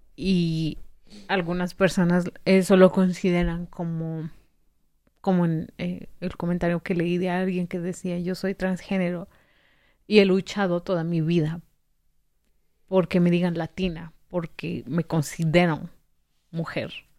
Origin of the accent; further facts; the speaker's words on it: Mexico; yo soy mexicana